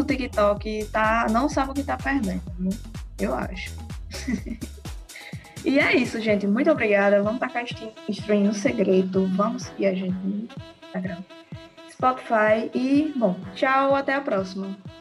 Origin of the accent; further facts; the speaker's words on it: Mossoró, Rio Grande do Norte, Brazil; eu sou de Mossoró, Rio Grande do Norte